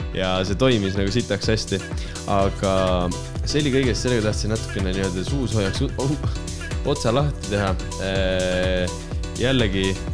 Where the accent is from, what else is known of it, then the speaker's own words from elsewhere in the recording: Estonia; mina kui lihtne eestlane